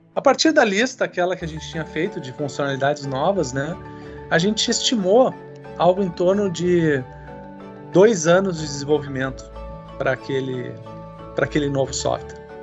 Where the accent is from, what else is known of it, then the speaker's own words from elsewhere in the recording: Rio Grande do Sul, Brazil; also born or lived in Porto Alegre; eu sou gaúcho, tenho 49 anos